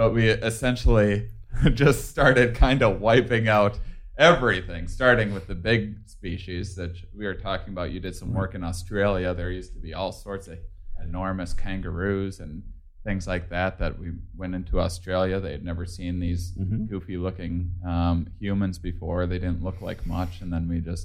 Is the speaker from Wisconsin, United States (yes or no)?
yes; Wisconsin, United States; I'm from Wisconsin